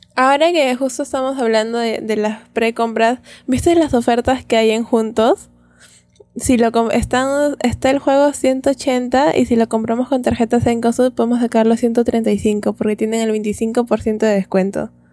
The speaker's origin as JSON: {"language": "Spanish", "country": "Peru", "said": "como buenos peruanos que no hablamos bien el inglés"}